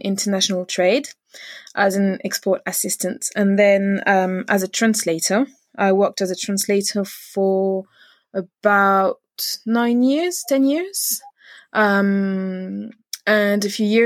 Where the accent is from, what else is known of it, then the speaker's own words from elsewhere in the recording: Paris area, Île-de-France, France; moved away as an adult; now in United Kingdom; I grew up in Paris area and I did my studies in Paris